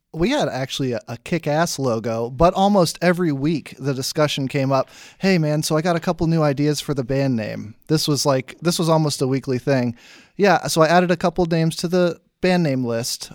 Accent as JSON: {"language": "English", "area": "Richmond, Tidewater area", "region": "Virginia", "country": "United States", "tie": "born or raised there", "also_born_or_lived": "Massachusetts / Williamsburg, Virginia / Goochland, Virginia", "said": "I did grow up in Richmond"}